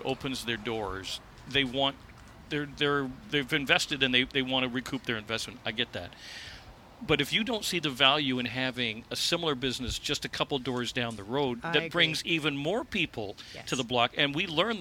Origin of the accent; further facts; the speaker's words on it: Vancouver, British Columbia, Canada; I grew up in Vancouver. Born and raised in Vancouver